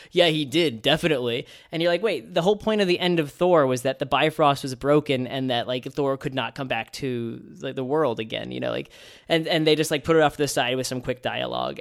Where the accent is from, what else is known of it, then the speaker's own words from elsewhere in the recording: New York City, New York, United States; As a New Yorker